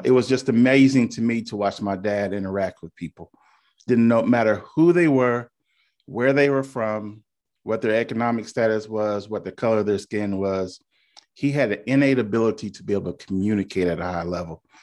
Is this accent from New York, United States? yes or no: no; Indiana, United States; moved away as an adult; now in Charleston, United States; born and raised in Indiana, came to Charleston after the Air Force